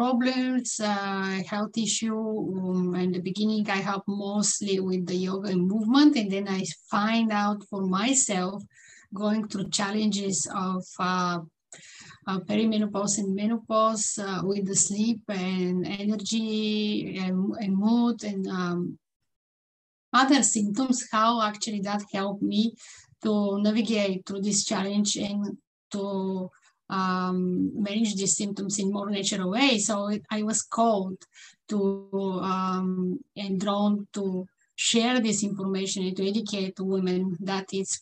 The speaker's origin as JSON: {"language": "English", "country": "Bulgaria", "second_language": "English", "moved": "yes", "lives_now": "Vancouver, Canada", "said": "I'm living in Vancouver, British Columbia, Canada, in the West Coast. And I'm originally from Bulgaria, mm-hmm. as you see from my accent."}